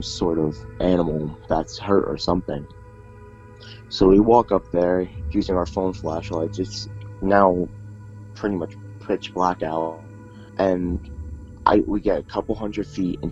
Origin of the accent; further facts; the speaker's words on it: Pottsville, Pennsylvania, United States; I was born in Pottsville, Pennsylvania, a few years back